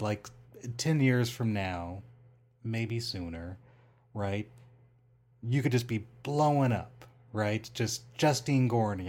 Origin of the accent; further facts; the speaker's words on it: Rancho Cucamonga, California, United States; now in Las Vegas, United States; I grew up in Rancho Cucamonga